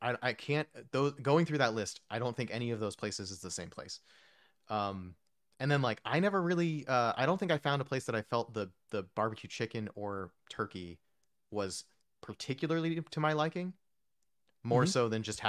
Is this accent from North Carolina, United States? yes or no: no; New Jersey, United States; also born or lived in New York; And also I grew up in New Jersey and New York, so we had like the sort of Italian and like the smoked the deli meats and the pastrami sandwiches and the Reubens